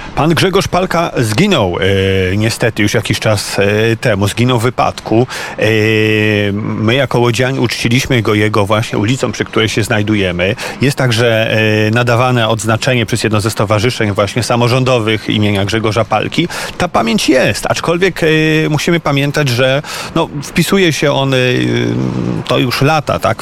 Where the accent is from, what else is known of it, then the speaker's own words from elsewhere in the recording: Łódź, Łódź Voivodeship, Poland; Ja jako łodzianin